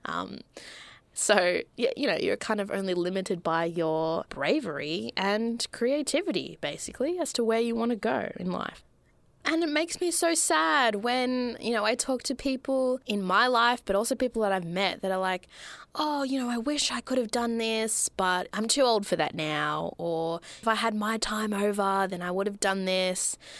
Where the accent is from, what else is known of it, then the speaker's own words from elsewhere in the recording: Melbourne, Victoria, Australia; I grew up in Melbourne, Australia